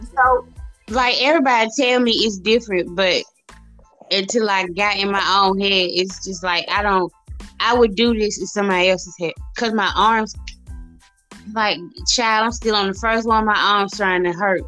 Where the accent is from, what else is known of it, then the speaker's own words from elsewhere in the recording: Mississippi, United States; accent: southern; folks don't be thinking I'm from Mississippi